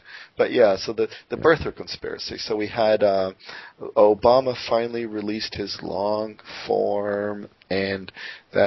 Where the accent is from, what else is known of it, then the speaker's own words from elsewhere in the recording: Canada; I'm Canadian